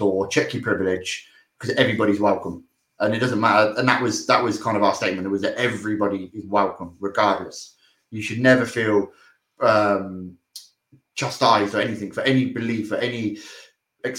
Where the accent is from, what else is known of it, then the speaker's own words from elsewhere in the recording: Oxford, South East England, United Kingdom; We're all from Oxford and we've all grew up here. Literally the entire lives.